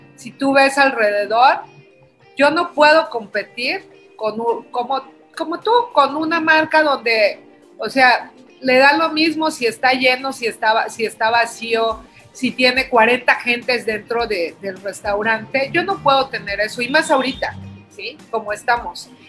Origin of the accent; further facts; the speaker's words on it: Oaxaca, Mexico; como todo oaxaqueño